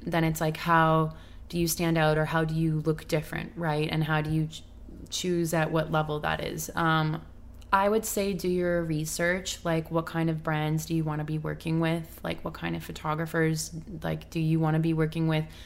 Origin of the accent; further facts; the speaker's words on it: Canada; now in Los Angeles, United States; I'm from Canada, so I'm still in L A. I'm, like, you know, I'm not from here